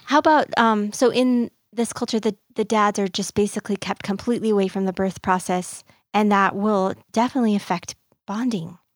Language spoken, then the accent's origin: English; United States; we as the American culture